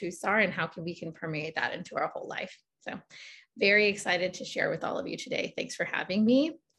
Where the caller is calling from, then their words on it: San Francisco, California, United States; I'm dialing in from San Francisco, California, occupied Ohlone lands.